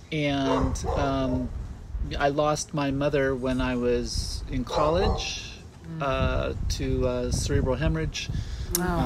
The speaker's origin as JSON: {"language": "English", "region": "California", "country": "United States", "tie": "born or raised there", "said": "I was born in San Diego"}